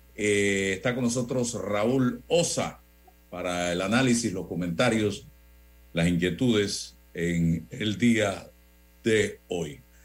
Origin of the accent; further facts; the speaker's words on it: Chitré, Herrera, Panama; moved away; yo tengo muchos años de no vivir allá, en, la en mi tierra natal, pero estoy conectado con mi región, amo mi región de Azuero, como chitreano que soy